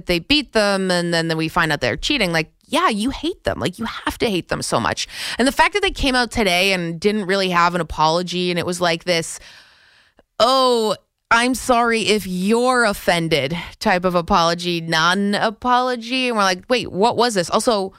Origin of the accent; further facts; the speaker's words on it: Canada; moved away as an adult; now in New York, United States; I feel like sort of a New Yorker. Like, I'm not a New Yorker, so I'm Canadian, but like I live here